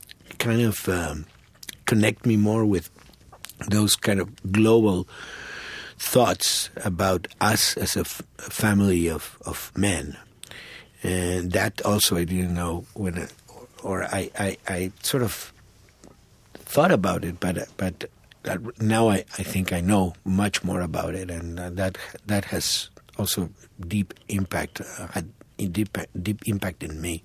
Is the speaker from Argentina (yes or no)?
yes; Argentina; English is a second language; that's something definitely that when I came from Argentina didn't know, and that's something that obviously transforms you as a human being.